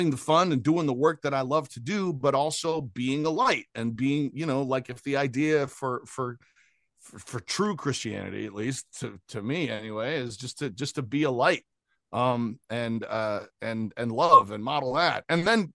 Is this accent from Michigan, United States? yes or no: yes; Grand Rapids, Michigan, United States; moved away as an adult; also born or lived in Cutlerville, Michigan / Detroit / Cleveland / Chicago; now in Los Angeles, United States; I'm from Grand Rapids, Michigan in the US